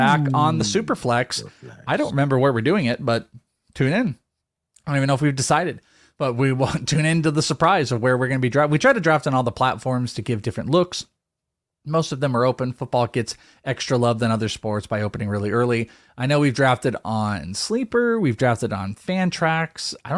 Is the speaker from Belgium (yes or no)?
no; Wales, United Kingdom; For the Bogman, I'm Welsh.